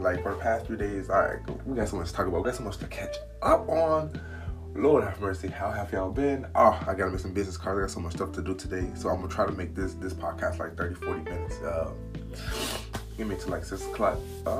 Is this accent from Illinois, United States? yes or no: yes; Chicago, Illinois, United States; I am from Chicago, raised here, born here, done my dirt here.